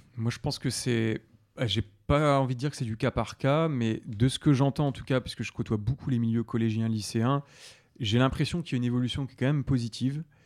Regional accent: Oise, Hauts-de-France, France; je viens de l'Oise, donc je suis, en, je suis picard.

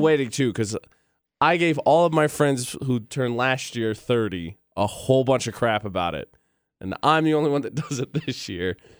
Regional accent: Indiana, United States; growing up, Uh, my hometown was part of the state of Indiana that didn't observe it.

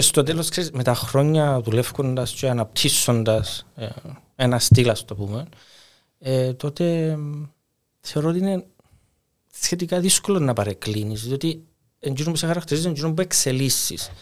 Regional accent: Cyprus; moved away as an adult; also born or lived in Italy; εγώ έφυγα από την Κύπρο

